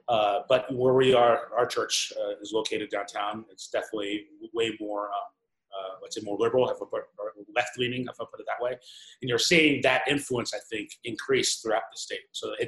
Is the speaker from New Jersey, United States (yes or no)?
yes; New Jersey, United States; also born or lived in New York City, United States; now in Phoenix, United States; I'm originally from the East Coast. I was born in New York City, grew up in New Jersey.